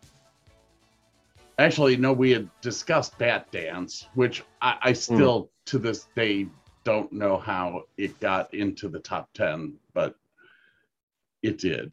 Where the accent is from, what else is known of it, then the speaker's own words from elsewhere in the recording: Medina, Ohio, United States; also born or lived in Sheffield Lake, Ohio; I was held back in the third grade because we moved. We moved from Sheffield Lake to Medina, and I love Sheffield Lake.